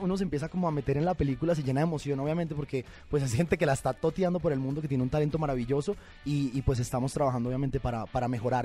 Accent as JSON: {"language": "Spanish", "region": "Bogotá", "country": "Colombia", "tie": "born or raised there", "also_born_or_lived": "Bucaramanga, Colombia", "moved": "as an adult", "lives_now": "Mexico", "said": "yo soy de Bucaramanga, me crié en Bogotá, viví en Bogotá hasta los, hasta los 18 años sí. y después vine a vivir aquí a México"}